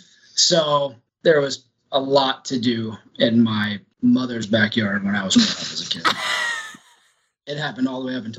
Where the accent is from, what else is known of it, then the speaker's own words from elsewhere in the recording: Arizona, United States; we grew up out here in Arizona and we always had a pool growing up